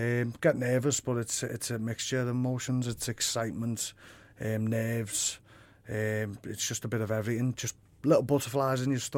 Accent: Liverpool, North West England, United Kingdom; it's great to be in my hometown, just on my doorstep.

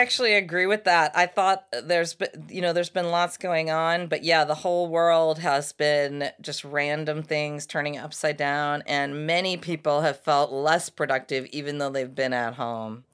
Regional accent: United States; I'm a couple generations here American, but my mom's Irish family

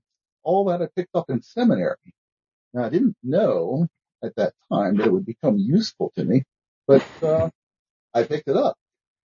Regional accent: Baltimore, Maryland, United States; I'm originally from Baltimore. Not pronounced that way in Baltimore, of course

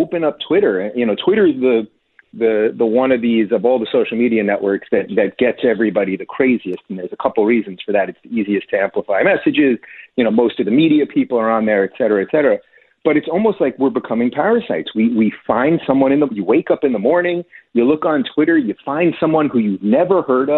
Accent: New York, United States; I come from New York.

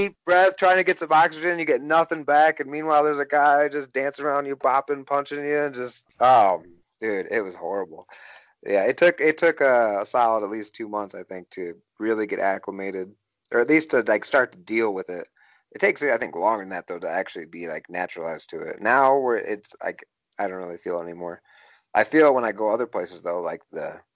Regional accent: Sterling, Illinois, United States; moved away; I'm from Sterling, Illinois, and I was training there with one of my trainers

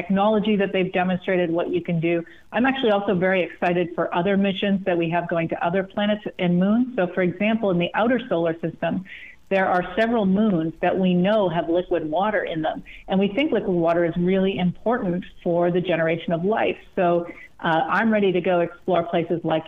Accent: Sudbury, Ontario, Canada; where I grew up in Northern Ontario, a town called Sudbury

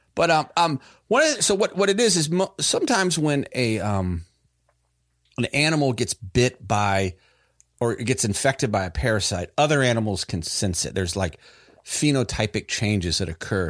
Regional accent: Raleigh, North Carolina, United States; we're all from the Raleigh, North Carolina area

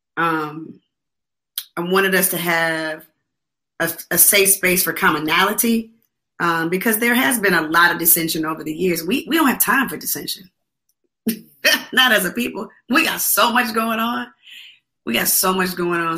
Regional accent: Atlanta, Georgia, United States; I'm from Atlanta

